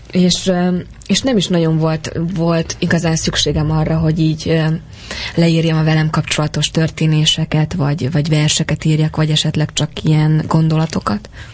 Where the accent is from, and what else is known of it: Hungary